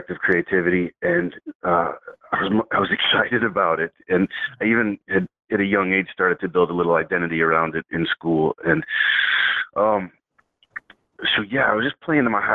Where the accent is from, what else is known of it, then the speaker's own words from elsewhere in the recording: Baytown, Texas, United States; moved away as an adult; also born or lived in Shreveport, Louisiana / Seattle; now in Los Angeles, United States; I grew up mostly in Baytown, Texas. It's about 20 miles east of Houston